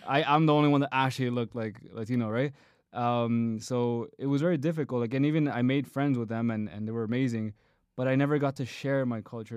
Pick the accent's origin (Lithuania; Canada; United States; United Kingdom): Canada; my own Canadian culture